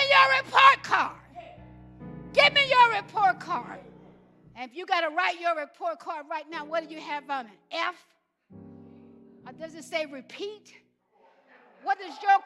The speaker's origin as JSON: {"language": "English", "region": "Alabama", "country": "United States", "tie": "born or raised there", "said": "I grew up in Alabama"}